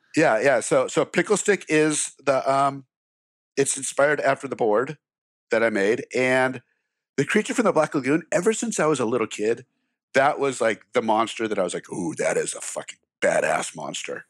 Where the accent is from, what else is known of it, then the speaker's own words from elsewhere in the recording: Glendale, California, United States; I grew up in Glendale, California